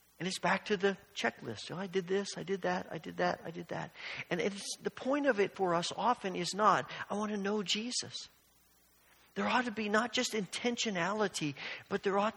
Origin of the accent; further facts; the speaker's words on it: Evansville, Indiana, United States; When I was young and I grew up in Evansville, Indiana